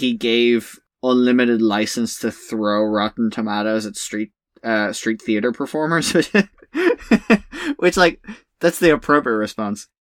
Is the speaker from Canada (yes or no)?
no; Ireland; in Ireland, we just call each other swears